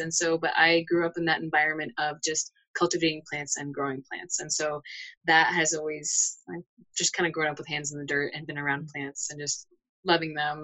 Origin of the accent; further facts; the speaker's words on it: Connecticut, United States; moved away as an adult; also born or lived in Southwest United States / Arizona; now in Boulder, United States; I'm actually originally from Connecticut, so I'm an East Coaster, but I mm. spent the most of my adult life here in the Southwest.